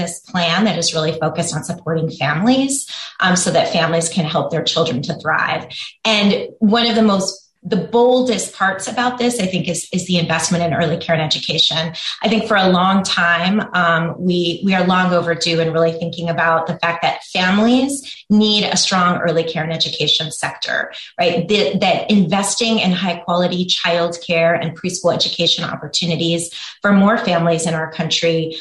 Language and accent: English; Washington, District of Columbia, United States; also born or lived in Oregon; I helped implement universal preschool in my hometown of Washington, D.C.